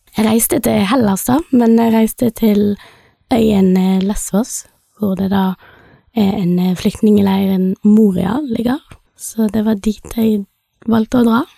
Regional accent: Bergen, Vestland, Norway; moved away as an adult; also born or lived in India; now in Stord, Norway; jeg er født i India, adoptert. Oppvokst i Bergen

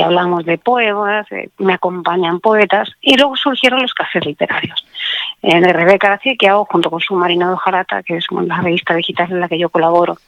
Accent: Alicante, Valencian Community, Spain; soy de Alicante, entonces he vivido mucho tiempo al lado del mar

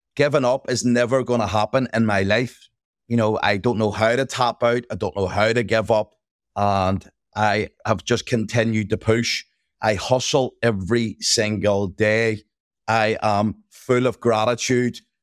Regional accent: Belfast, Northern Ireland, United Kingdom; I grew up in Northern Ireland or Belfast.

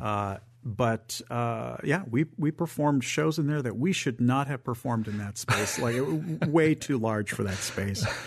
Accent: Northern Michigan, United States; also born or lived in Southern California; now in Memphis, United States; I'm from Northern Michigan, and I lived in Southern California

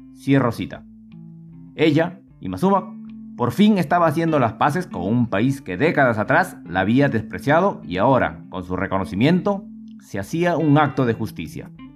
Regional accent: Huánuco, Peru; La ciudad que me vio nacer, por mucho tiempo disponía solamente de dos emisoras, Radio Huánuco y Radio Ondas del Guayaga

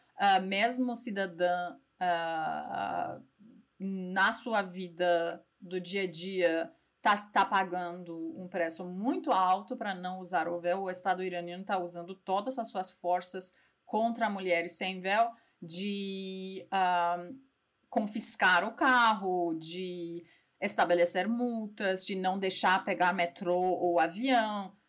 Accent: Iran; Portuguese is a second language; moved away as an adult; also born or lived in Tehran / Strasbourg, France; now in São Paulo, Brazil; sou iraniana

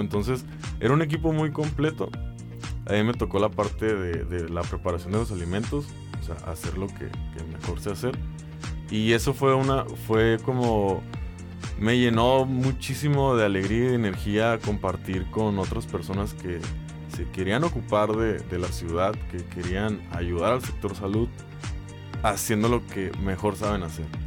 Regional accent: Mexicali, Baja California, Mexico; soy cachanilla 100%, nacido y criado. me encanta mi ciudad

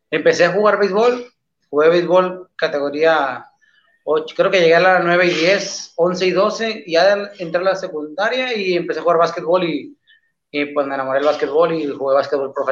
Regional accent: Los Mochis, Sinaloa, Mexico; Yo soy de los Mochis, Sinaloa, eh, acá para el norte, crossfitero del norte, de Sinaloa.

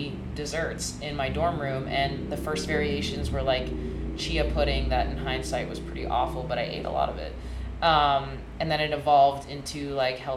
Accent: Hong Kong; moved away as an adult; also born or lived in Boston, Massachusetts, United States; now in United States; I was born and raised in Hong Kong

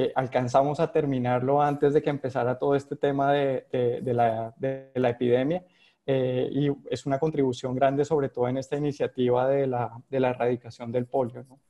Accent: Colombia; accent: Colombian; moved away as an adult; now in Panama; yo nací en Colombia, como se ha notado ahí por mi, por mi acento

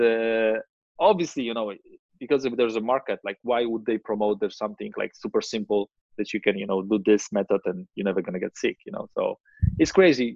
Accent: Gdańsk, Pomeranian Voivodeship, Poland; I'm from Gdańsk, you know, which is North Poland, uh, next to Baltic Sea

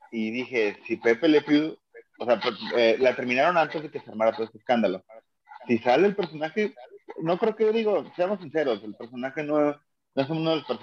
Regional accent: Mexico; los afectados somos nosotros los mexicanos

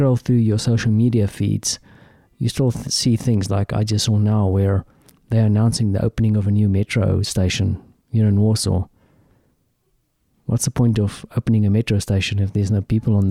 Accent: South Africa; as a South African

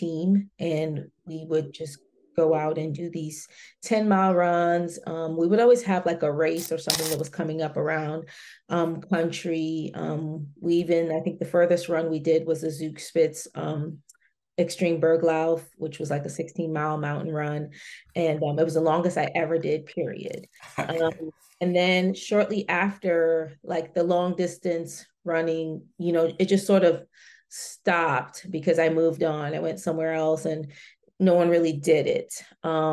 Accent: Washington, District of Columbia, United States; moved away as an adult; also born or lived in Germany; I grew up right here in the Washington, D.C. metropolitan area

